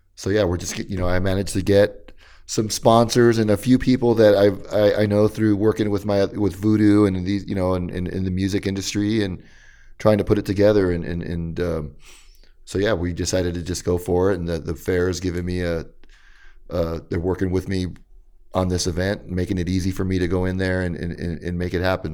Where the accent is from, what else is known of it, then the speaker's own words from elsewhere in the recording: Riverside, California, United States; also born or lived in East Los Angeles, California / Santa Ana, California; I'm from Los Angeles, but I was raised in, in, in, in Riverside